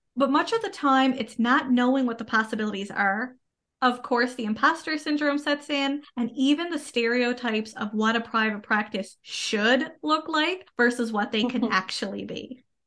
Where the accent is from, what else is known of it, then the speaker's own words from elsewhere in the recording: Canada; I am a Canadian social worker